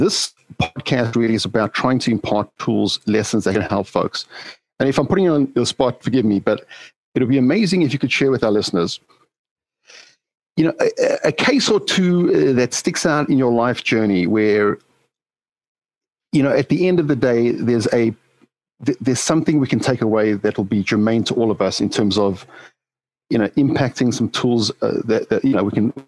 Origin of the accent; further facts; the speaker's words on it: South Africa; moved away; As a young kid growing up in South Africa